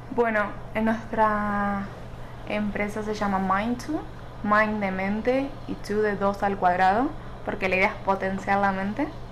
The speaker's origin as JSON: {"language": "Spanish", "country": "Argentina", "moved": "yes", "lives_now": "Mexico City, Mexico", "said": "Soy argentina, pero actualmente vivo en Ciudad de México"}